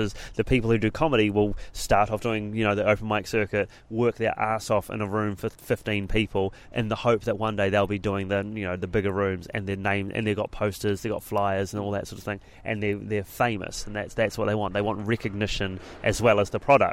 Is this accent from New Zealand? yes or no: yes; Christchurch, Canterbury, New Zealand; moved away as an adult; also born or lived in Auckland / London; moved away from Auckland, back to my hometown Christchurch